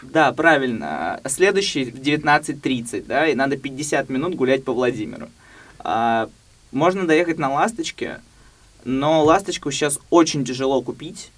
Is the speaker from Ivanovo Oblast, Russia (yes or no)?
yes; Ivanovo, Ivanovo Oblast, Russia; moved away as an adult; Я на самом деле родился в Иванове